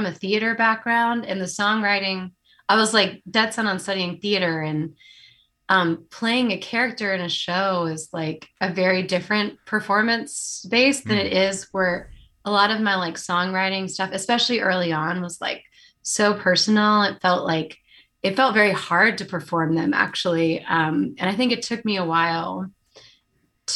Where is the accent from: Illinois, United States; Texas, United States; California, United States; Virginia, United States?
Virginia, United States; Ashland; now in Durham, United States; I grew up in Ashland, Virginia, which is not too far away from Durham.